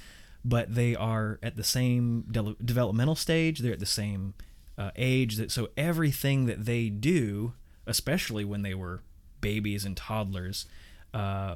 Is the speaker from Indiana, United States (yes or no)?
yes; Indiana, United States; I grew up in Indiana